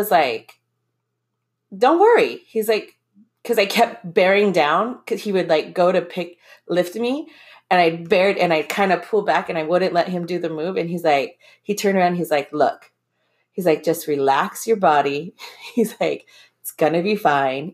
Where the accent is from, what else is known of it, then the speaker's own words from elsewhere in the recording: Hawaii, United States; also born or lived in Michigan; we're from Hawaii